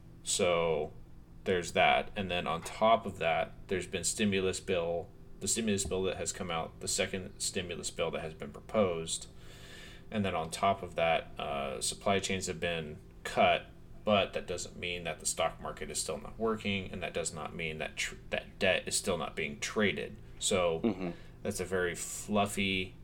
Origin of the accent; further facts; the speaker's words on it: United States; We're being American